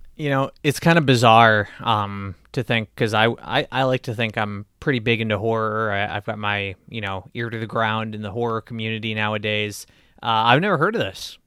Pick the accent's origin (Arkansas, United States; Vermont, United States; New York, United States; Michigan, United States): Michigan, United States; my home state